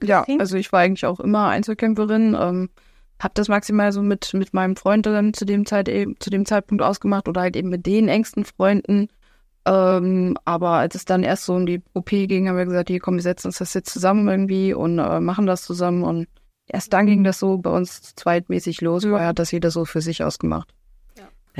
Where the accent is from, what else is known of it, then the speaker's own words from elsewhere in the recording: Alsfeld, Hesse, Germany; ich komme aus Alsfeld